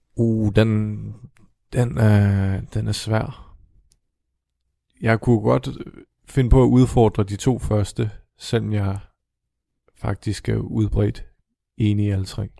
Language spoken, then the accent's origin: Danish; Denmark